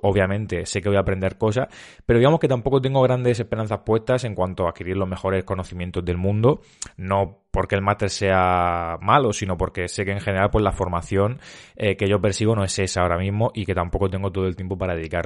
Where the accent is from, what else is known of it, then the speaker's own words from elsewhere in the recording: Cabezo de Torres, Region of Murcia, Spain; por mi tierra Murcia o por mi pueblo, yo, soy un pueblo que se llama Cabezo de Torres, de Murcia